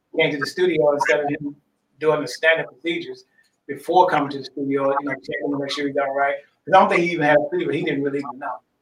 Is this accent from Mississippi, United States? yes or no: yes; Grenada, Mississippi, United States; I grew up in Grenada, Mississippi